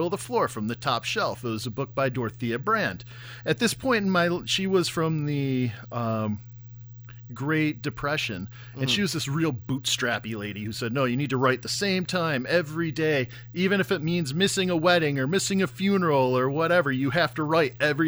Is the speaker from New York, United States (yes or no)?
yes; Oswego, New York, United States; moved away; also born or lived in New Jersey; I'm from a little town called Oswego, New York